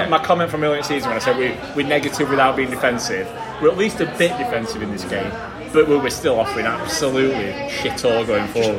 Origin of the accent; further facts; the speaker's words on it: Yorkshire and the Humber, United Kingdom; moved away; I'm from Yorkshire and don't live there at, at the minute.